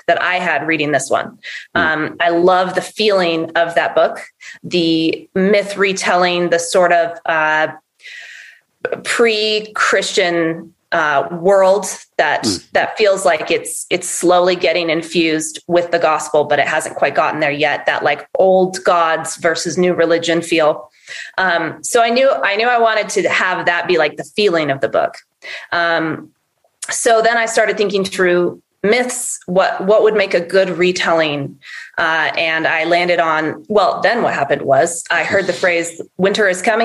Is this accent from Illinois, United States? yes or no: no; Northern Idaho, United States; Northern Idaho, where I'm from